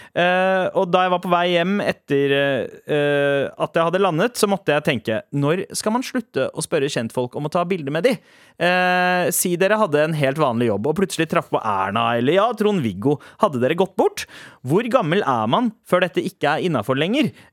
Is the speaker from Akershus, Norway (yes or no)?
no; Oslo, Norway; I'm from Oslo